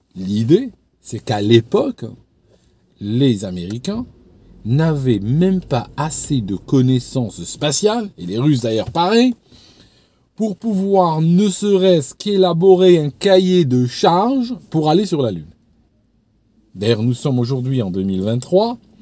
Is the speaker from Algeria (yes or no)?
yes; Algeria; moved away as an adult; now in England, United Kingdom; je suis né en Algérie, j'ai grandi dans une société, euh, bon, un petit peu islamisée